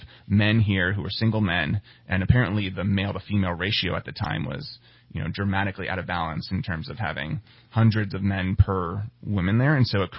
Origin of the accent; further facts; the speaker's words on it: western New Jersey, United States; moved away as an adult; also born or lived in Midwest; I grew up in a small town in western New Jersey, about 1 square mile big, a lot of farm country.